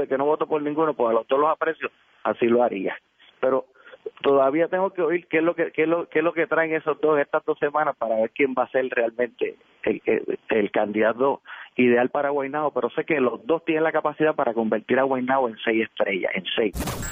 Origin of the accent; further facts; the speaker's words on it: Guaynabo, Puerto Rico; soy de Guaynabo